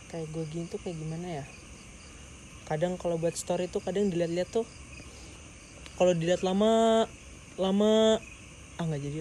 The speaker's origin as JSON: {"language": "Indonesian", "region": "Lampung", "country": "Indonesia", "said": "gue nih dari Lampung gitu ceritanya dan gue sadar di Lampung tuh kayak hanya ada kota-kota terpenting doang"}